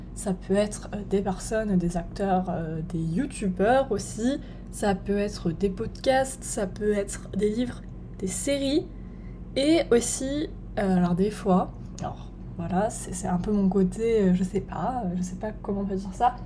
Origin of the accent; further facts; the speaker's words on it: Lorraine, Grand Est, France; moved away as an adult; also born or lived in Bordeaux; now in England; je viens de Lorraine